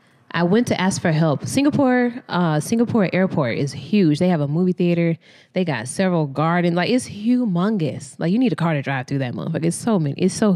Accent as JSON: {"language": "English", "country": "United States", "said": "I said I was from America"}